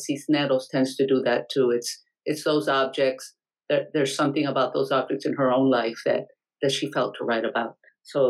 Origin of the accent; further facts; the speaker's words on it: Mexico; now in Rhode Island, United States; I'm Mexican-American. I was born in Mexico, but I consider myself Mexican-American